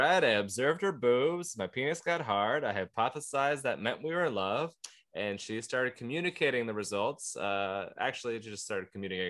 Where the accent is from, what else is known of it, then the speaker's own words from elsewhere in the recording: Everett, Washington, United States; 10th in Everett at the Historic Theater, my hometown.